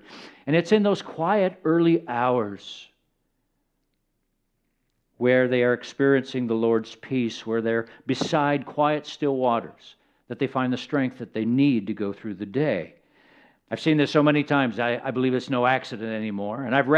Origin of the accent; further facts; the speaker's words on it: Kenya; born there; Now, I was born in Kenya. I was the child of missionaries, and I also got to observe sheep in other places, arid places, where there wasn't a lot of groundwater.